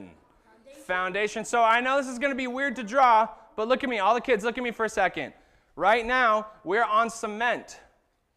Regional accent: Arizona, United States; moved away; I grew up in Arizona

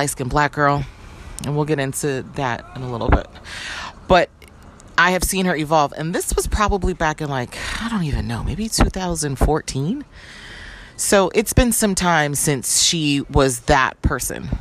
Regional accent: New York City, New York, United States; moved away; I don't live in New York anymore, by the way, but I am a New Yorker

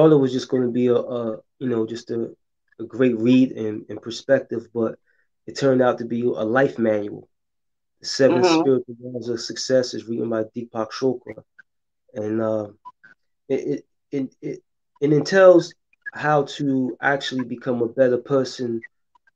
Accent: New Brunswick, New Jersey, United States; I'm from New Brunswick, New Jersey

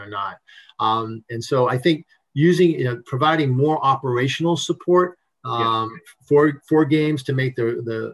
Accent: New England, United States; moved away; I'm from New England originally.

